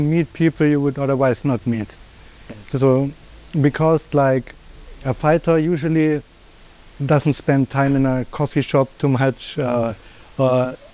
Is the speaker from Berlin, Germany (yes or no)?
yes; Berlin, Germany; moved away as an adult; also born or lived in Thailand; now in Phuket, Thailand; I'm from Germany, Berlin, and live in Thailand since 4 years already